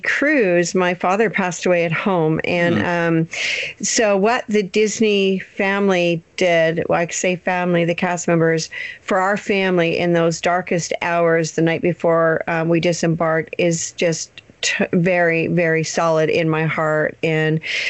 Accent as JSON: {"language": "English", "country": "Canada", "said": "We're actually Canadian"}